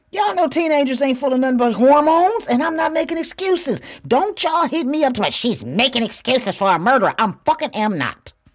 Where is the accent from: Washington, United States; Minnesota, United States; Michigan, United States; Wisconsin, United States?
Michigan, United States; Flint; moved away as an adult; also born or lived in Houston, Texas; I'm from Flint, Michigan.